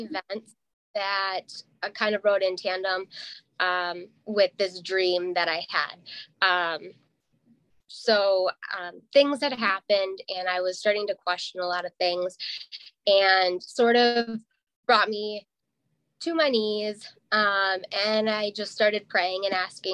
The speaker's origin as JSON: {"language": "English", "town": "Madison", "region": "Wisconsin", "country": "United States", "tie": "born or raised there", "also_born_or_lived": "Milwaukee, Wisconsin", "moved": "as an adult", "lives_now": "northern Wisconsin, United States", "said": "I grew up in Madison, like that's where I went to high school"}